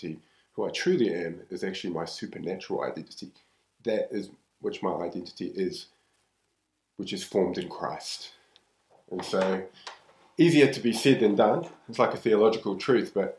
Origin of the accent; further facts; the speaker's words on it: New Zealand; I'm from New Zealand